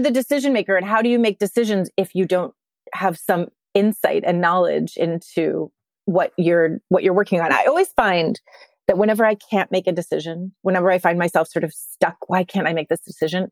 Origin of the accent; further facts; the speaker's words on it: Littleton, Colorado, United States; moved away as an adult; also born or lived in outside Philadelphia, Pennsylvania; now in New York City, United States; I grew up, um, outside of Philadelphia and then in Littleton, Colorado